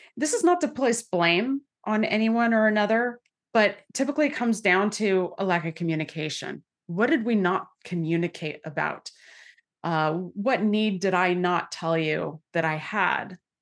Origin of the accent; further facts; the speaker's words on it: Santa Clara, California, United States; I grew up in santa clara california